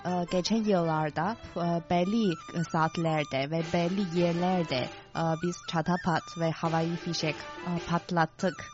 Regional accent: Tianjin, China; Turkish is a second language; now in Beijing, China; Ama benim memleketim çok yakın. Ee, Tianjin kenti. Beijing'e kadar sadece yarım saat sürüyor.

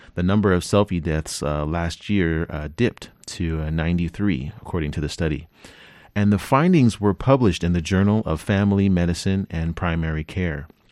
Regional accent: California, United States; I'm from California, and I'm, I live near a n, national park called Yosemite

